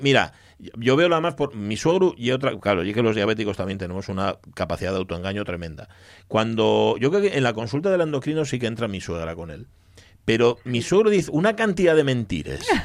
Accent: Gijón, Asturias, Spain; los que somos de Gijón

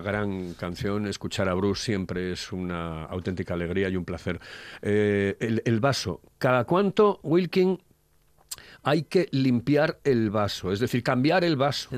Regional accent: Asturias, Spain; somos los asturianos

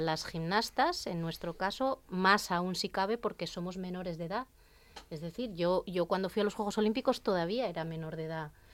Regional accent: Serín, Asturias, Spain; yo soy de Serín, y allí en el pueblo pues tenía una vecina

